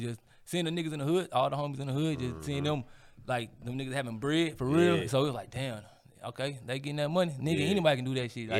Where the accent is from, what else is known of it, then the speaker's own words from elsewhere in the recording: St. Louis, Missouri, United States; I'm from the north side, bro. So at the end of the day, I'm still a St. Louis nigga, bro.